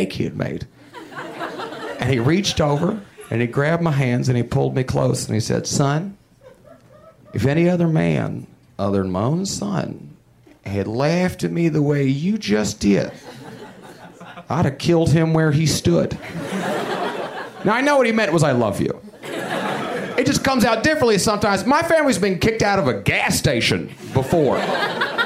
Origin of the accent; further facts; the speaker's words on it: Huntsville, Alabama, United States; my hometown of Huntsville, Alabama